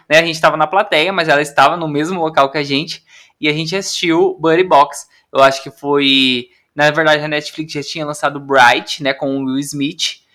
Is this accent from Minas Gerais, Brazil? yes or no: no; interior of Paraná, Brazil; moved away as an adult; now in São Paulo, Brazil; eu também sou do interior do Paraná